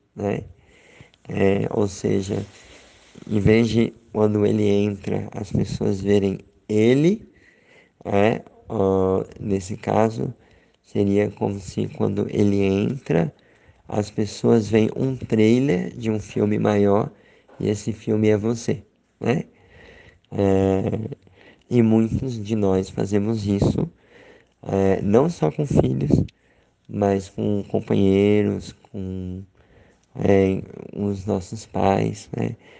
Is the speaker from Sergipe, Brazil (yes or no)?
yes; Aracaju, Sergipe, Brazil; moved away; eu tô aqui em Aracaju, em Sergipe, na minha terra natal